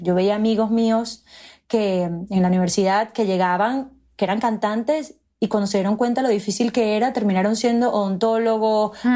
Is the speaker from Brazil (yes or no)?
no; Margarita Island, Nueva Esparta, Venezuela; first language Spanish; moved away as an adult; now in New York, United States; somos muy afortunados de haber crecido en un lugar tan precioso